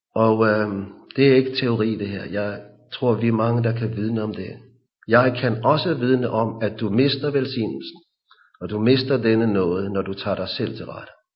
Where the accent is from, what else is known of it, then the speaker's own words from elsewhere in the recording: Hillerød, Capital Region of Denmark, Denmark; I vores forsamling i Hillerød, hvor jeg kommer fra